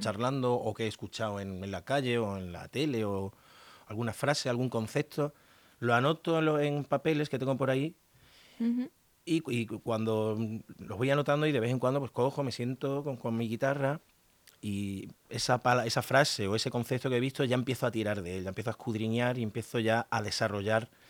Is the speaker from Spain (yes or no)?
yes; Extremadura, Spain; por tierras extremeñas, por mi tierra